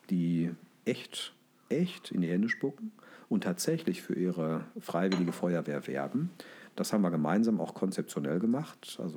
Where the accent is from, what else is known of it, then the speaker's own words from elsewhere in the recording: North Rhine-Westphalia, Germany; Sondern ich sage in der Regel, ich komme aus dem Ruhrgebiet.